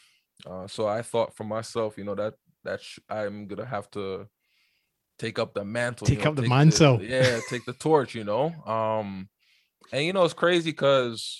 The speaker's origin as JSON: {"language": "English", "region": "New York", "country": "United States", "tie": "born or raised there", "also_born_or_lived": "Montreal, Canada", "moved": "yes", "lives_now": "Calgary, Canada", "said": "I was born actually in Montreal, Canada, but I grew up in New York"}